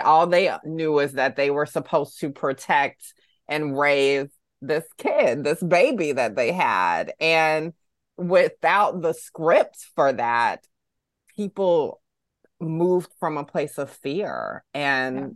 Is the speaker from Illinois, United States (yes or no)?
no; Augusta, Georgia, United States; growing up in the South in Augusta, Georgia